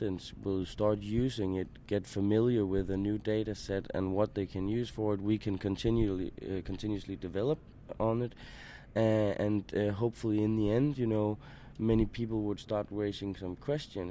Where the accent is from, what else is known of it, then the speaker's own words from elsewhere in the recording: Denmark; I'm from Denmark